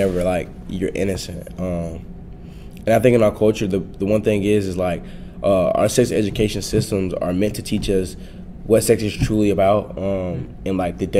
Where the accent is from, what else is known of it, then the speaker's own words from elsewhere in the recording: Florida, United States; the city I grew up in Florida